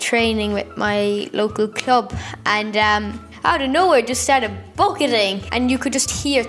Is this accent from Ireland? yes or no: yes; Tralee, Munster, Ireland; I'm 12 years old and from Tralee County, Kerry.